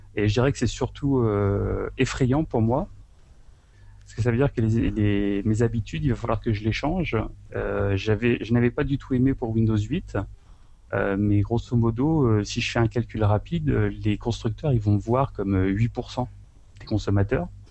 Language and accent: French; France; now in Japan; moi, en tant que Français